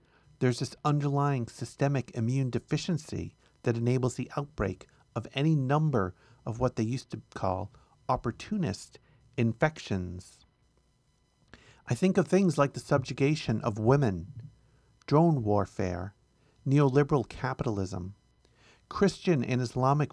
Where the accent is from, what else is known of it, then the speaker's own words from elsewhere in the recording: United States; our country